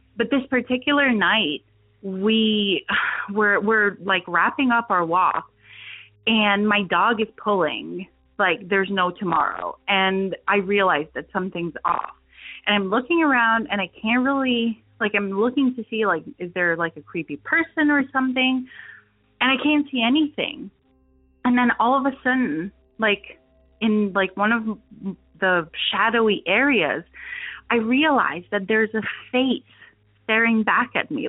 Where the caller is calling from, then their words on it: Transylvania, Romania; I'm actually calling from Eastern Europe, Transylvania